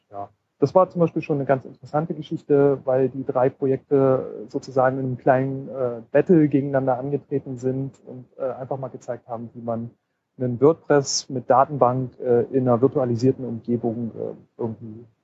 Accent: Leipzig, Saxony, Germany; Also ich komme aus Leipzig, von dem her sind siebeneinhalb Stunden Zugfahrt, aber das geht schon.

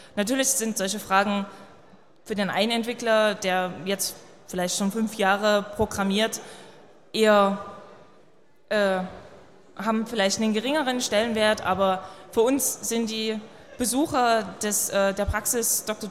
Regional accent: Dresden, Saxony, Germany; Ich bin selbst aus Dresden

